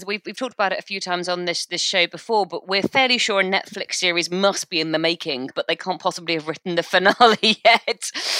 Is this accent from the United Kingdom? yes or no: yes; United Kingdom; we're British